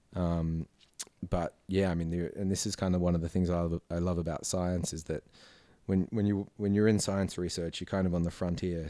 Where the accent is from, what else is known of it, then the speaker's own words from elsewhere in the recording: Blue Mountains, New South Wales, Australia; also born or lived in Sydney; I sort of did did most of my growing up as a kid out in the Blue Mountains